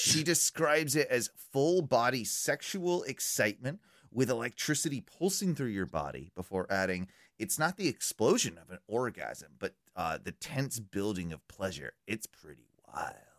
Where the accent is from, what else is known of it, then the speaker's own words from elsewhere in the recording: United Kingdom; being British